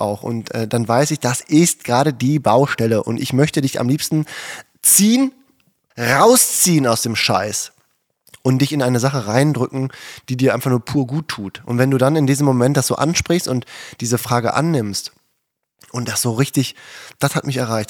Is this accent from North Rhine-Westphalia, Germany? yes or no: yes; Herten, North Rhine-Westphalia, Germany; städtisches Gymnasium in Härten, meine Heimatstadt, da wo wir gewohnt haben